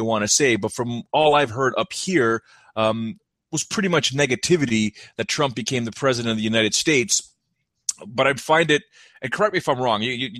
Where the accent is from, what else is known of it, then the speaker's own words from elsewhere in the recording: Canada; Being a Canadian